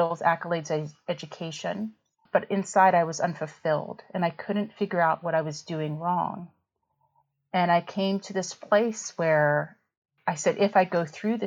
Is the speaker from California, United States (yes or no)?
no; West Virginia, United States; moved away as an adult; also born or lived in Iowa; In my hometown. I'm from West Virginia and I went to WVU for my undergrad in biology